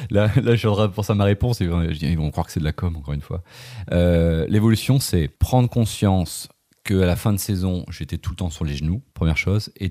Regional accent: Brittany, France; now in Lyon, France; Je ah vis à Lyon, mais je suis breton.

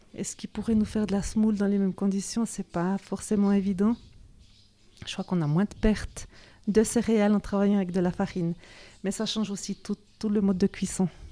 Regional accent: Cernier, Neuchâtel, Switzerland; also born or lived in Zurich; je suis née ici, à Cernier, dans les bâtiments de l'école d'agriculture.

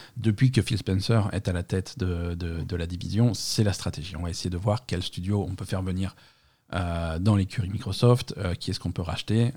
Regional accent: Marseille, Provence-Alpes-Côte d'Azur, France; on est Marseillais

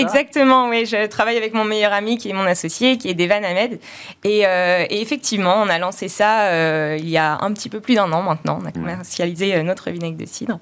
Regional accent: Normandy, France; en Normandie, on est normand

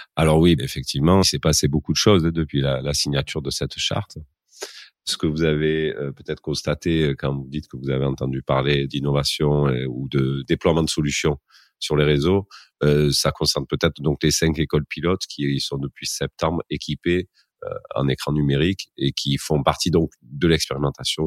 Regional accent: Marseille, Provence-Alpes-Côte d'Azur, France; il paraît que ça s'entend un petit peu à mon accent, mais ben, je suis originaire de, la ville de Marseille, euh, plus précisément de ces quartiers nord. Donc, j'ai grandi dans une école maternelle de la ville

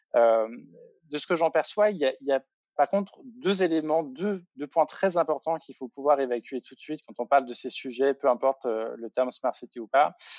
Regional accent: Bourgogne-Franche-Comté, France; je viens de Franche-Comté

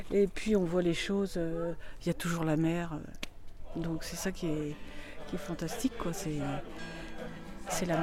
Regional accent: Pays de la Loire, France; je suis originaire de la Sarthe.

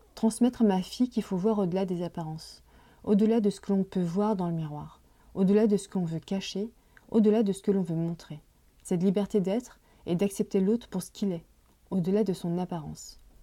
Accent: Paris, Île-de-France, France; Je suis née en France de parents immigrés chinois dans la fin des années 70. J'ai grandi dans le quartier chinois de Paris.

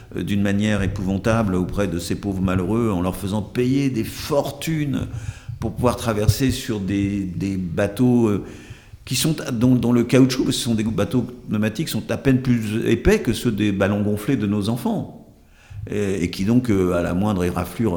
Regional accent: Brittany, France; moved away; also born or lived in Hautes-Pyrénées; je suis marin par mon enfance en Bretagne

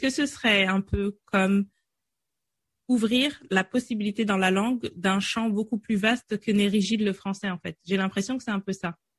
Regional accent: France; j'ai grandi en France toute ma vie

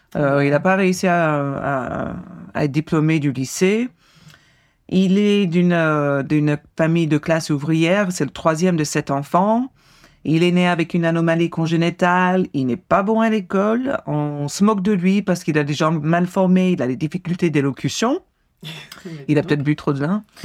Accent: United States; moved away; je suis américaine

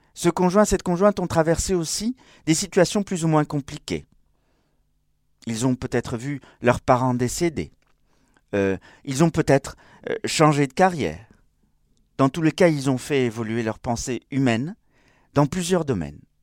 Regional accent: Spain; moved away; comme on dit chez moi en Espagne. Oui, j'ai pas dit je suis espagnol

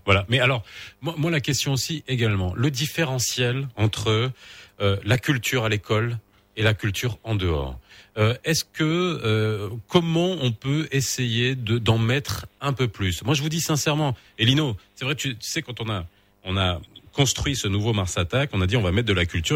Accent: Morocco; on connaît notre Maroc, on le connaît par cœur, on y a grandi.

